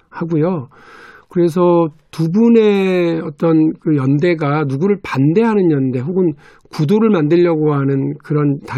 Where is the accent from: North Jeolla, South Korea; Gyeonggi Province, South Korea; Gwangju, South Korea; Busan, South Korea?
North Jeolla, South Korea; 제가 전라북도 사람인데요.